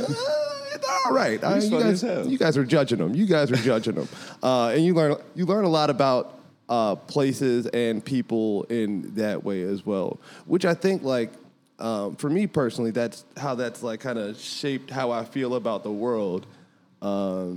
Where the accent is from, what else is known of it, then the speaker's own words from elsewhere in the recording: right outside of Philadelphia, Pennsylvania, United States; now in Los Angeles, United States; I grew up in, like, right outside of Philadelphia